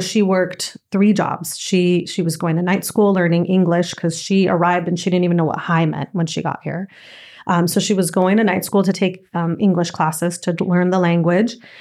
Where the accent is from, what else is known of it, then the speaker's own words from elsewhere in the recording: Southern California, United States; also born or lived in Nicaragua; from four until my full team, everything, I was in Southern California